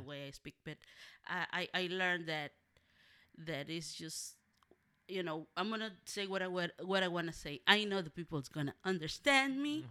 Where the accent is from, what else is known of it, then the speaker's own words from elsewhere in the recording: Monterrey, Nuevo León, Mexico; moved away; also born or lived in Matehuala, San Luis Potosí, Mexico / Los Angeles; I was raised by an aunt, one of my, my mom's older sisters, and, uh, we live in different cities. I live in Monterrey, Nuevo León, Mexico, and I was born in Matehuala, San Luis Potosí, Mexico.